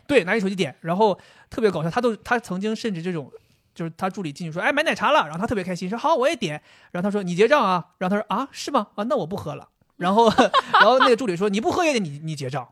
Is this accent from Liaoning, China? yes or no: yes; Dalian, Liaoning, China; 我们大连那边有一个物流公司